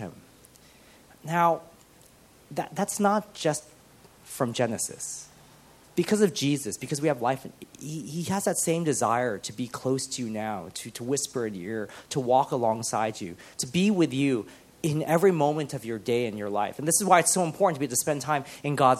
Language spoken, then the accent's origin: English; United States; moved away as an adult; I am an immigrant because I have moved here and I'm from America